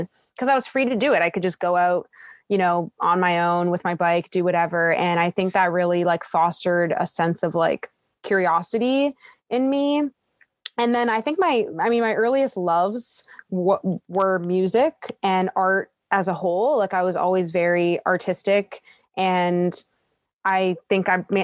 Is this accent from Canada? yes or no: yes; Toronto, Ontario, Canada; I was born in Scarborough, Ontario, which is in Toronto